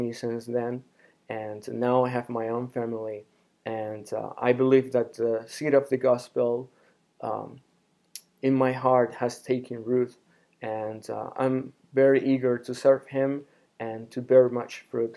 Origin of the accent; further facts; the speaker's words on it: Honduras; now in Phoenix, United States; I am from Honduras, a small country in Central America